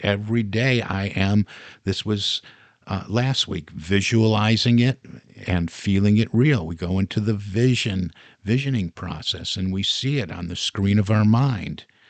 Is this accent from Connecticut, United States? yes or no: no; Detroit, Michigan, United States; Growing up in the Detroit area